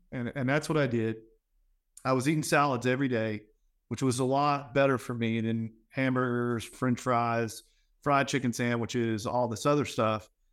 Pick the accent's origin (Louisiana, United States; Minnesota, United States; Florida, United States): Louisiana, United States; I'm from Louisiana